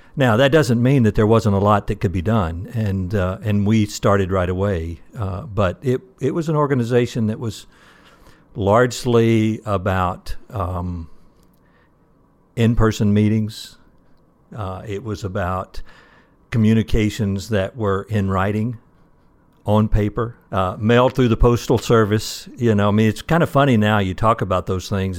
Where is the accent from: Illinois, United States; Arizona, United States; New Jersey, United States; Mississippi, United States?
Mississippi, United States; moved away as an adult; now in Michigan, United States; actually from Mississippi, went to school at Mississippi State University